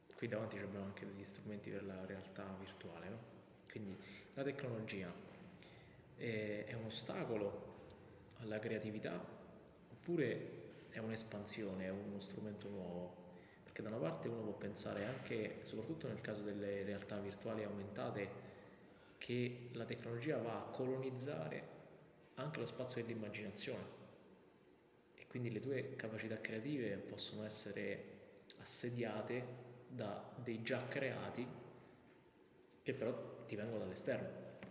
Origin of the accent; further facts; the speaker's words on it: Vicovaro, Lazio, Italy; vengo da Vicovaro, quindi l'idea del paese piccolo